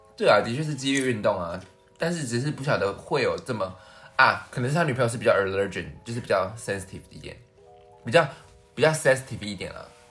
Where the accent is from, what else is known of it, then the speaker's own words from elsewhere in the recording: central Taiwan, Taiwan; 我是中部的孩子